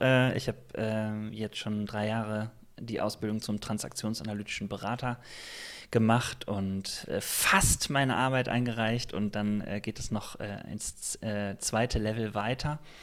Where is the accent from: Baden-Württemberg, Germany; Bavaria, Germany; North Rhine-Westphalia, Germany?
North Rhine-Westphalia, Germany; Remscheid; also ich bin äh, groß geworden in einer Baptistengemeinde. Ich komme aus Remscheid